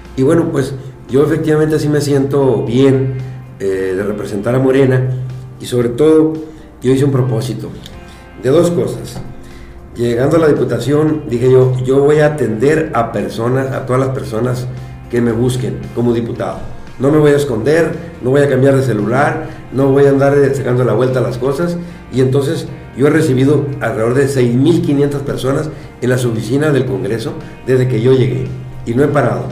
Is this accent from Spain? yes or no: no; Guasave, Sinaloa, Mexico; also born or lived in Guadalupe, Chihuahua; now in Guamúchil, Mexico; soy de de Guadalupe Chihuahua, nací allá, luego mi familia bajó a Palo Blanco, a Guasave, ahí estudié la secundaria